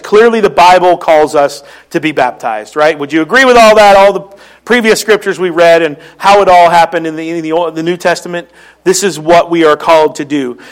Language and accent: English; Philadelphia, Pennsylvania, United States; accent: Philly; moved away; that's my Philly accent